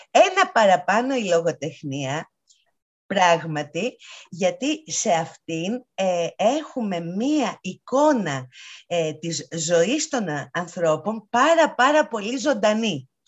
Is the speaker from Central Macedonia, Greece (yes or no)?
no; Athens, Attica, Greece; Εγώ είμαι Αθηναία.